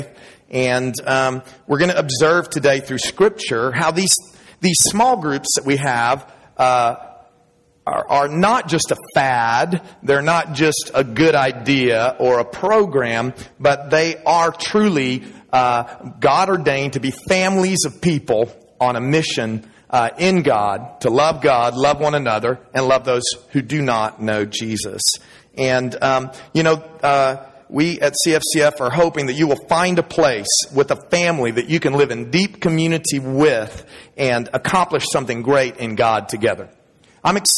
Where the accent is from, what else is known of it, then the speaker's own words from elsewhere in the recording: Dallas, Texas, United States; I was born in Dallas. Big D-A-L-L-A-S. I was born there, raised there